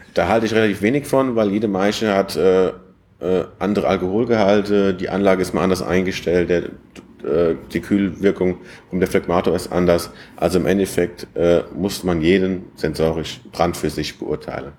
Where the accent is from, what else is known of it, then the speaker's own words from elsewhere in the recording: Westerwald, Germany; moved away as an adult; also born or lived in Hohenheim / Weimar an der Lahn; ich komme ja gebürtig aus dem Westerwald